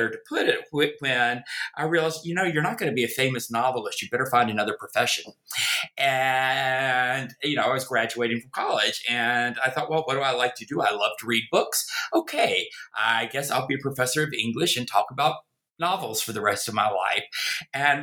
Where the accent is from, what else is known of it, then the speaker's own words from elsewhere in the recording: North Carolina, United States; accent: Southern; also born or lived in Virginia; you can tell from my accent, I am a Southerner, a born in the American South, in Virginia, grew up in North Carolina. Try as I may, I've never been able to get rid of the accent